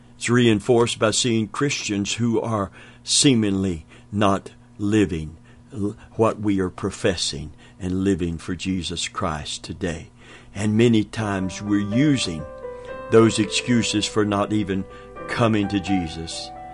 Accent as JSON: {"language": "English", "region": "Kentucky", "country": "United States", "said": "I'm from Kentucky."}